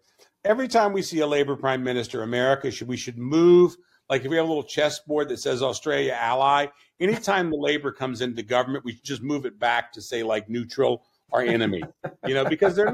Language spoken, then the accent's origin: English; Virginia, United States; also born or lived in Asia; we're tobacco farmers from Virginia